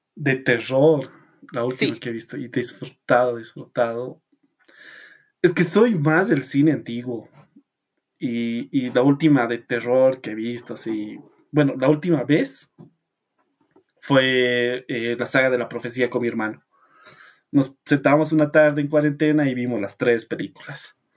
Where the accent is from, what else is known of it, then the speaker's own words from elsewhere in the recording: La Paz, Bolivia; soy de La Paz, Bolivia